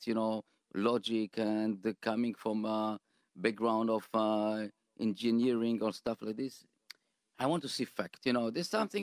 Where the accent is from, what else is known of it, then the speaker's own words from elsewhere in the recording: Israel; English is a second language; moved away as an adult; now in United States; I grew up in Sotia, you know, but in Israel